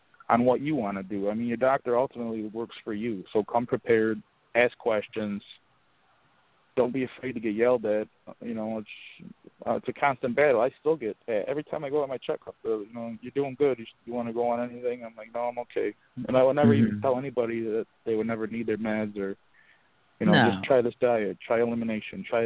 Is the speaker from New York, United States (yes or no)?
yes; Auburn, New York, United States; now in Buffalo, United States; my hometown, Auburn, New York